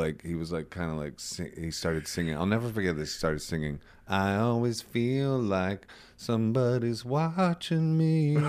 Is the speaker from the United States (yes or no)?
yes; Akron, Ohio, United States; moved away as an adult; also born or lived in Atlanta; Akron. That's where I'm from. I'm from Akron, Ohio.